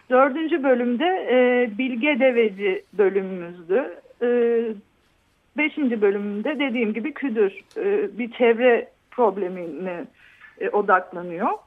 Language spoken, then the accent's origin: Turkish; Istanbul, Turkey; now in Bodrum, Turkey; üçümüz de e, İstanbul'dan geldik. E, Bodrum'a yerleştik. İşte ben geleli dört sene oluyor.